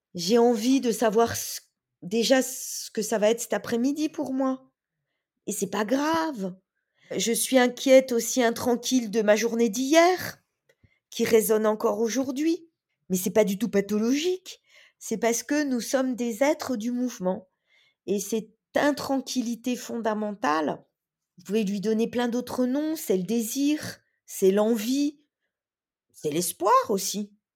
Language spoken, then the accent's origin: French; Bourgogne-Franche-Comté, France; je suis née dans les terres. Je suis née en Franche-Comté.